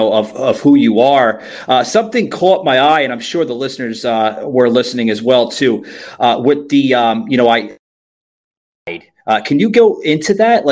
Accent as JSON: {"language": "English", "region": "New York", "country": "United States", "moved": "yes", "lives_now": "Florida, United States", "said": "I'm originally from New York, but I reside here in the Sunshine State, also known as the Freedom State of Florida."}